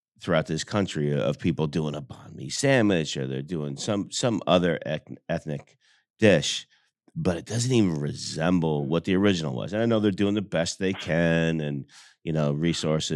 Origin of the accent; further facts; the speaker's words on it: New Jersey, United States; now in Greenville, South Carolina, United States; I grew up in New Jersey, not West New York